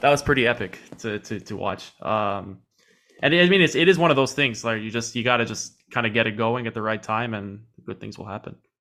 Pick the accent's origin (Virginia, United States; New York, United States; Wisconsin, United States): New York, United States; New York City; I am from New York City